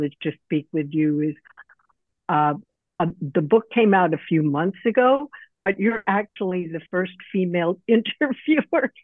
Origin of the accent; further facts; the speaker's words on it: New York City, New York, United States; I live in New York City. I grew up in New York City